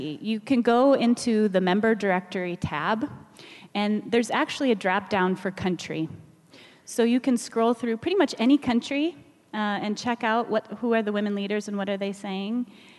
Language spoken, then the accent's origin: English; Kenya; I'm a Kenyan philanthropist helping the poor in all communities.